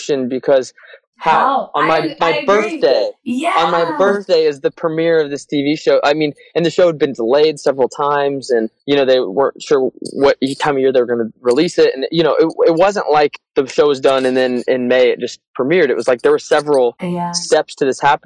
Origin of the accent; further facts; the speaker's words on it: Indiana, United States; moved away as an adult; also born or lived in New York; now in Los Angeles, United States; we grew up in Indiana